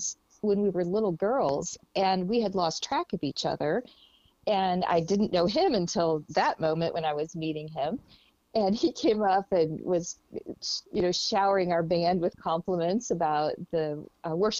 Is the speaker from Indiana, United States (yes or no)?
yes; Lafayette, Indiana, United States; We grew up in Lafayette, Indiana.